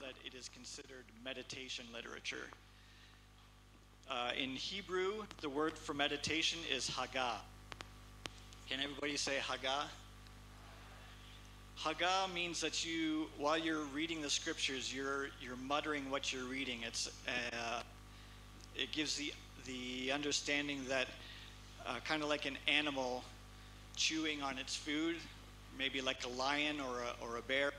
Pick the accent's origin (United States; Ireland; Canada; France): Canada; a small town north of Toronto, Ontario; moved away as an adult; also born or lived in Kitale, Kenya; now in Kenya; I grew up in a small town north of Toronto, Canada